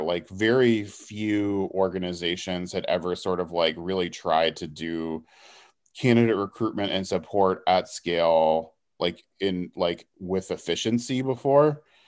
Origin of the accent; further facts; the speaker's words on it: Houston, Texas, United States; also born or lived in Dallas; I'm from Houston originally